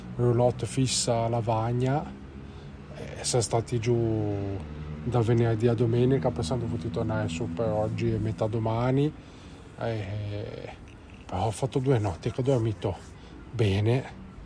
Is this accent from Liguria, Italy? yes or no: yes; Genoa, Liguria, Italy; noi siamo di Genova